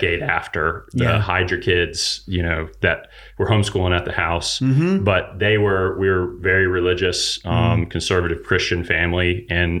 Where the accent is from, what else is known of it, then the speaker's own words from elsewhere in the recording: Huntsville, Alabama, United States; I grew up in Huntsville, Alabama.